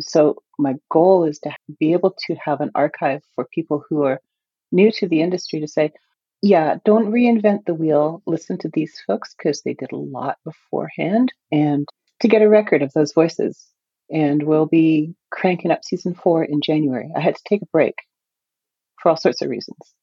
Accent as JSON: {"language": "English", "country": "Canada", "said": "as a Canadian"}